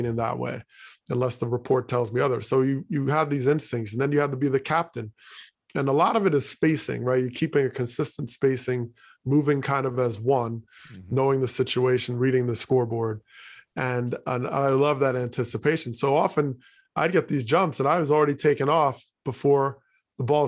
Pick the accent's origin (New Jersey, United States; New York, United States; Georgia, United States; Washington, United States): New Jersey, United States; Teaneck; also born or lived in Hackensack, New Jersey; I grew up in Teaneck, New Jersey